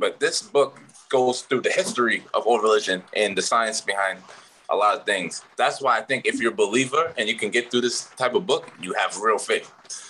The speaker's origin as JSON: {"language": "English", "country": "Barbados", "said": "I'm from Barbados, and that's where I think shaped me the most."}